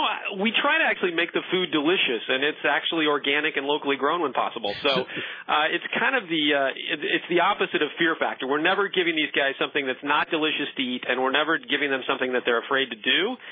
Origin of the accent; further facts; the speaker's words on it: Medford, Oregon, United States; I grew up in Medford.